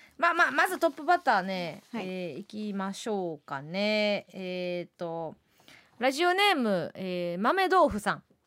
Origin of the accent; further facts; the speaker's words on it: Kansai, Osaka, Japan; 地元大阪関西